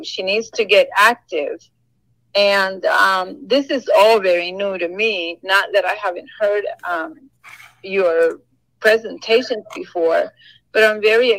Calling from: Florida, United States

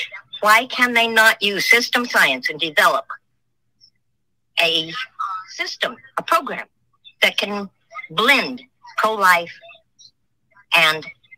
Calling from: Ontario, Oregon, United States

